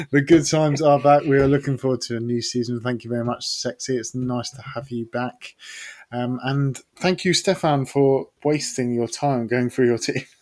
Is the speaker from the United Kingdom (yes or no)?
yes; England, United Kingdom; I'm fully English.